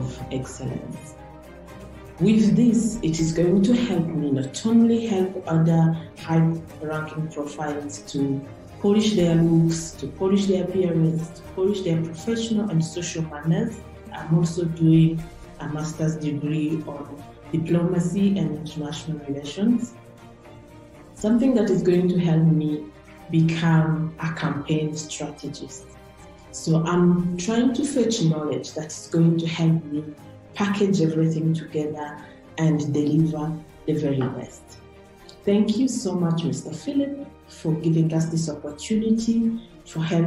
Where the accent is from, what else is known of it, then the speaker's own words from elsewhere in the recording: Rwanda; I was born and raised in Rwanda